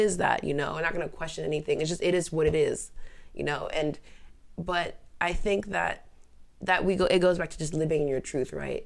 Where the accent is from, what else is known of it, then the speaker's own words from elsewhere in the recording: United States; also born or lived in Mauritania; I was born here. I was r, predominantly raised here